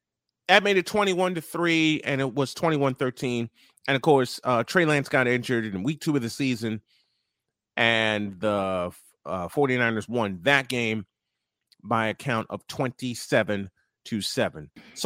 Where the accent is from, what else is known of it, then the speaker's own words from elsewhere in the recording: Chicago, Illinois, United States; my hometown of Chicago.